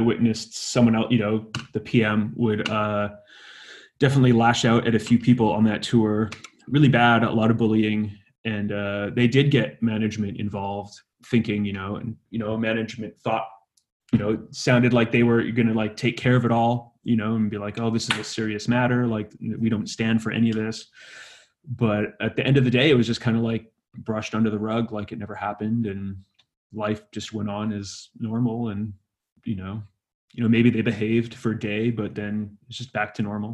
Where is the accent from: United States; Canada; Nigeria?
Canada; Vancouver, British Columbia; my synagogue growing up in Vancouver